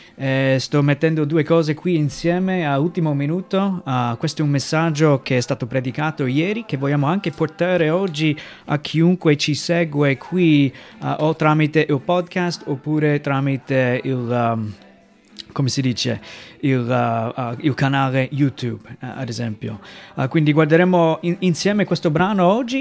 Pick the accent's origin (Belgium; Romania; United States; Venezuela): United States; Italian is a second language; moved away as an adult; now in Italy; vengo dai Stati Uniti, eh, subito riesci a capire che ho un accento diverso, non sono italiano